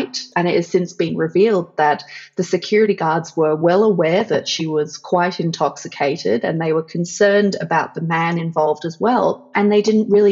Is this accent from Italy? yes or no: no; Australia; I'm an Australian feminist activist and writer.